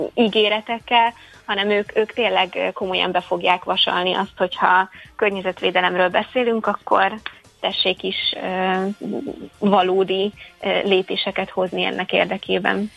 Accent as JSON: {"language": "Hungarian", "town": "Székesfehérvár", "region": "Fejér", "country": "Hungary", "said": "én egyébként Székesfehérvári vagyok"}